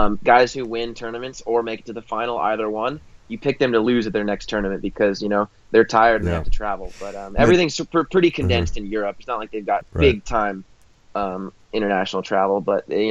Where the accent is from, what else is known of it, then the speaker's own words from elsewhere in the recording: Oklahoma, United States; I'm from Oklahoma